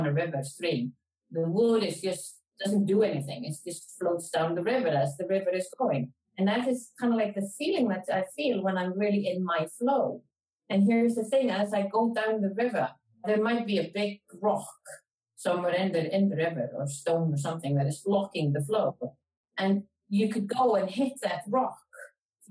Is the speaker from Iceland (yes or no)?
yes; Iceland; Iceland, my home country